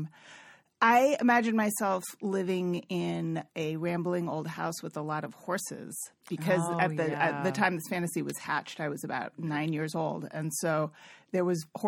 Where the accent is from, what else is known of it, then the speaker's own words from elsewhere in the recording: Cambridge, Massachusetts, United States; also born or lived in Bay Area, California; now in Oakland, United States; I grew up in Cambridge, Massachusetts